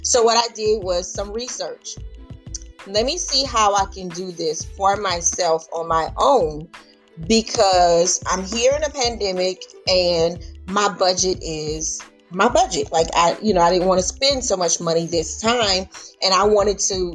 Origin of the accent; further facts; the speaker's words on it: Louisiana, United States; my family, my hometown in Louisiana